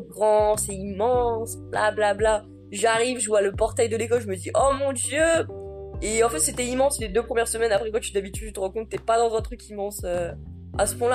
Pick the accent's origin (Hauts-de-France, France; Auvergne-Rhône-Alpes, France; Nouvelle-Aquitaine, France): Hauts-de-France, France; Picardy; moved away as an adult; also born or lived in Wattignies, Nord, France; now in Iowa, United States; Je viens de Picardie